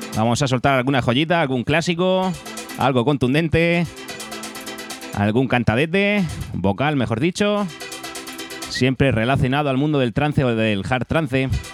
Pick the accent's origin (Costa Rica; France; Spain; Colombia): Spain; Abanilla, Region of Murcia; de avanilla, de mi pueblo